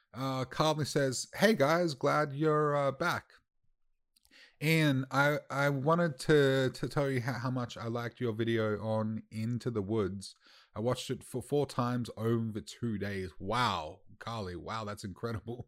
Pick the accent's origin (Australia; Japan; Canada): Australia; as an Australian